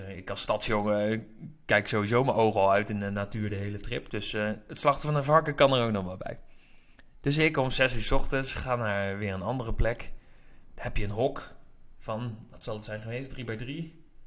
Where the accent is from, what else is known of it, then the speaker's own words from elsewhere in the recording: Netherlands; ik uit Nederland kom